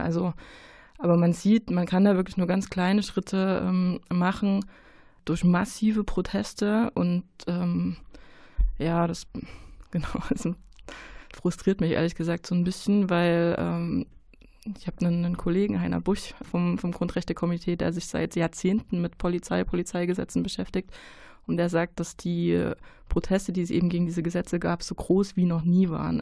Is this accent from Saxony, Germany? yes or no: yes; Saxony, Germany; now in Cologne, Germany; ich bin in Sachsen geboren, äh, meine Eltern leben da.